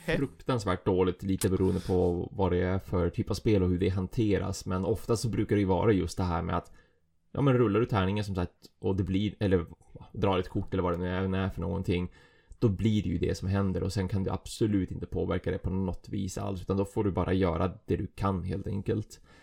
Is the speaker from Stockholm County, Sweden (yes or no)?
no; Umeå, Västerbotten County, Sweden; Jag är en Umebo